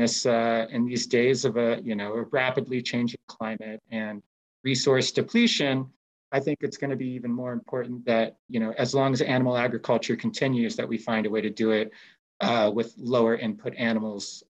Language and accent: English; United States; my home country